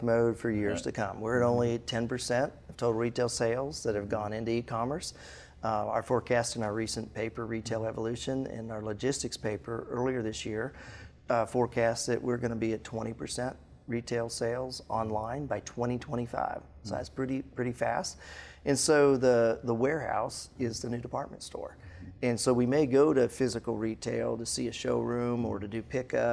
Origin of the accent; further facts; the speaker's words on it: Colorado, United States; now in Atlanta, United States; I grew up in Colorado